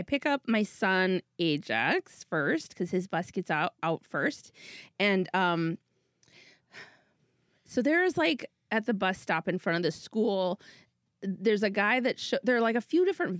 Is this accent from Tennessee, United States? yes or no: no; Minnesota, United States; moved away as an adult; now in Los Angeles, United States; I'm from Minnesota